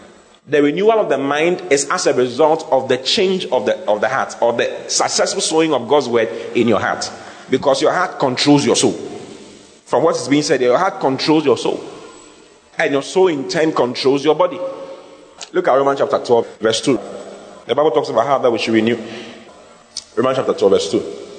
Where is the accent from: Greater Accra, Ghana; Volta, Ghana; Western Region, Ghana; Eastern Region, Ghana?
Western Region, Ghana; Asankragwa; born there; because I was born in Asankrigua and I didn't go to university.